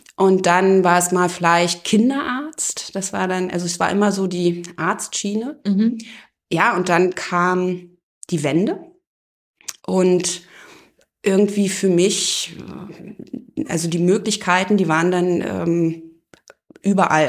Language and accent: German; Eisenhüttenstadt, Brandenburg, Germany; now in Oberursel, Germany; Ich bin in Eisenhüttenstadt aufgewachsen